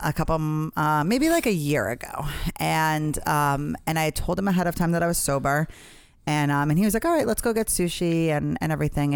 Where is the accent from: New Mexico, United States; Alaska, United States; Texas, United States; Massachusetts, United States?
Massachusetts, United States; Boston; I grew up in Boston